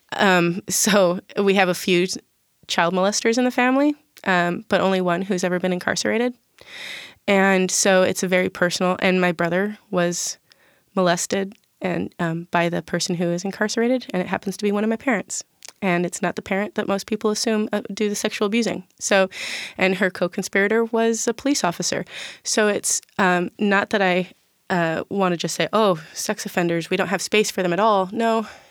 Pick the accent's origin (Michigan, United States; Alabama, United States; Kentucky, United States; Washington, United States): Washington, United States; Tacoma; I grew up in South and East Side in South Tacoma